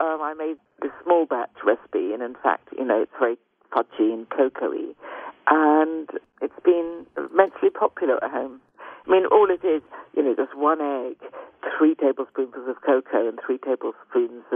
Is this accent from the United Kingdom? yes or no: yes; United Kingdom; I'm British